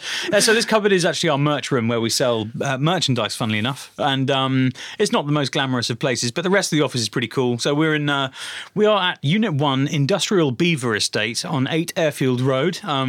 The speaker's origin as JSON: {"language": "English", "region": "Dubai", "country": "United Arab Emirates", "tie": "born or raised there", "said": "I think it actually comes from Dubai, because I grew up in the Middle East, and the coolest cars in Dubai were Mercedes and Toyota Land Cruiser"}